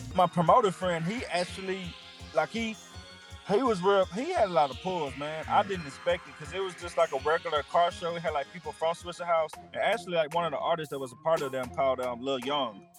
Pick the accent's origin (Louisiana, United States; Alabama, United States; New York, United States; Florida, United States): Louisiana, United States; Minden; also born or lived in Shreveport, Louisiana; I was born in Shreveport, Shreveport, but I was raised in Minden, which is um 30 45 minutes um from Shreveport.